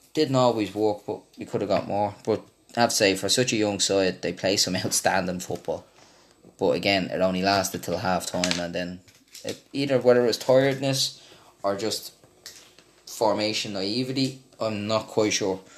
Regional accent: Ireland; I was from Ireland

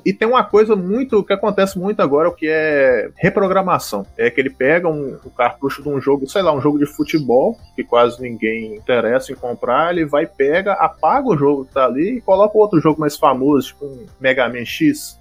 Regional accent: Governador Valadares, Minas Gerais, Brazil; eu sou do interior de Minas Gerais, governador Valadares

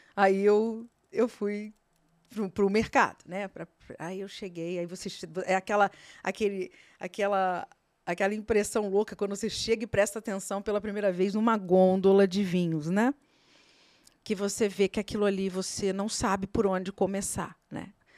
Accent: Brazil; você como brasileiro

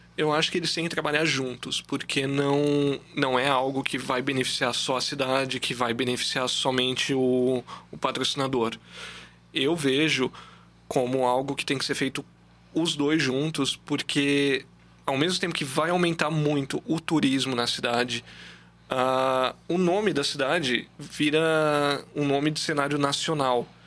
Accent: Blumenau, Santa Catarina, Brazil; now in Brusque, Brazil; Eu não, não sou de Brusque, eu sou blumenauense, então eu sempre cresci com o metropolitano

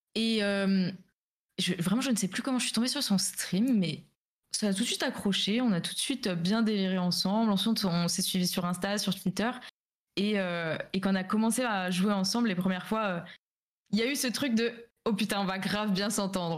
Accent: Alsace, Grand Est, France; je viens d'Alsace

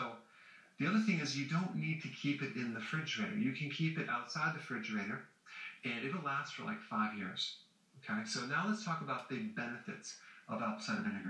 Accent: Wisconsin, United States; growing up in Wisconsin, where there's farms all around our neighborhood

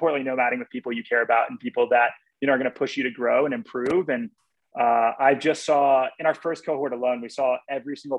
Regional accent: Texas, United States; moved away as an adult; also born or lived in Los Angeles; I grew up in Texas

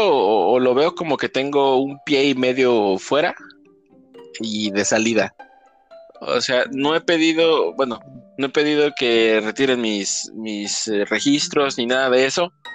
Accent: Mexico; como mexicanos

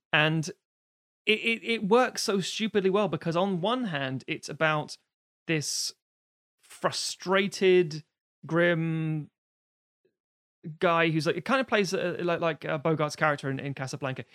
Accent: United Kingdom; we being British, we're island people.

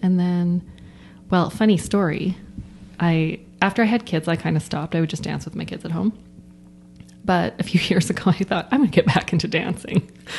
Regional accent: Kenaston, Saskatchewan, Canada; also born or lived in Moose Jaw; In Keniston.

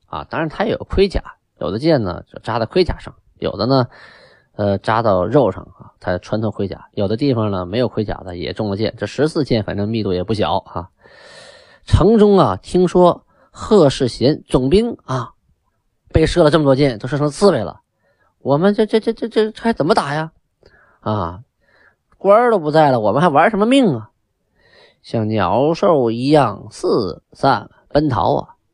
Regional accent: Shenyang, Liaoning, China; 那个地方叫东陵区，啊，也就是我的故乡，我就出生在东陵区

